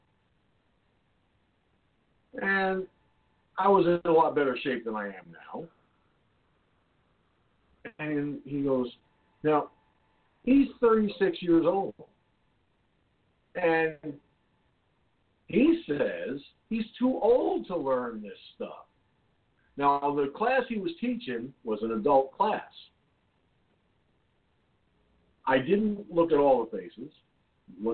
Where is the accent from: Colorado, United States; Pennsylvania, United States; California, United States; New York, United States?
New York, United States; Peekskill; Peekskill, my hometown.